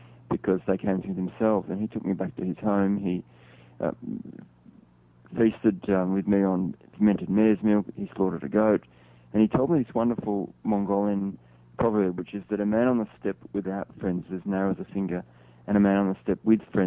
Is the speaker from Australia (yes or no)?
yes; Australia; as a Westerner, as an Australian